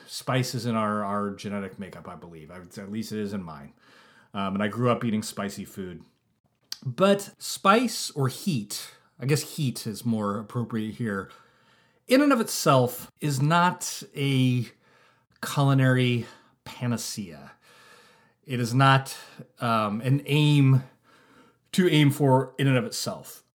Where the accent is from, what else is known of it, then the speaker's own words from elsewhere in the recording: Santa Rosa, California, United States; my hometown of Santa Rosa, California